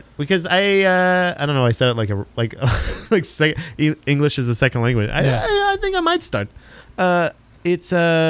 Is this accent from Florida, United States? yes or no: yes; Florida, United States; Growing up in Florida